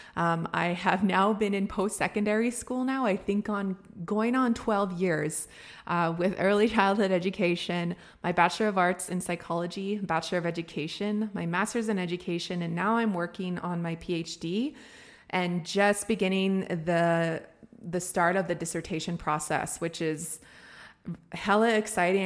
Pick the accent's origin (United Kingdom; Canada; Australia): Canada; Being a First Nations person, being somebody who was born and raised on my res